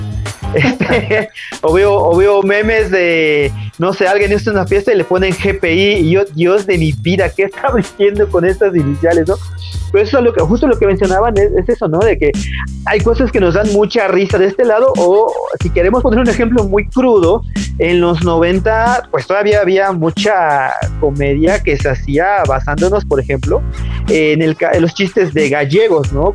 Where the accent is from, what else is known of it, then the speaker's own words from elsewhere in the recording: Tunkás, Yucatán, Mexico; Yo vengo de un pueblo de Yucatán que se llama Tuncas, que está como a hora y media de Mérida.